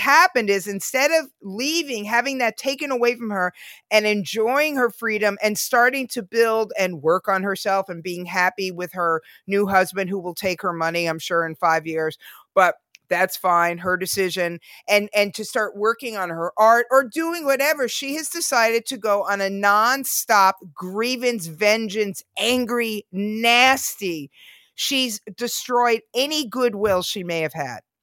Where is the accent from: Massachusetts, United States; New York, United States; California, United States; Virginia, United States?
New York, United States; New York City; I was born in Queens